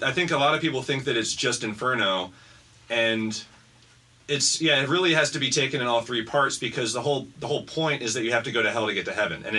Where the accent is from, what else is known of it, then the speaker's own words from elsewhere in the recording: Baltimore, Maryland, United States; I grew up in Baltimore